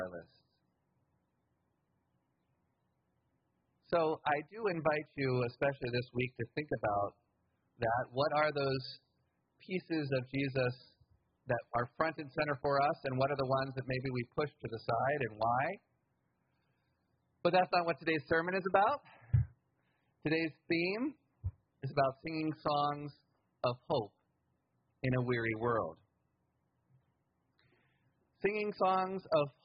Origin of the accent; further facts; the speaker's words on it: United States; I grew up middle class in the United States in a white household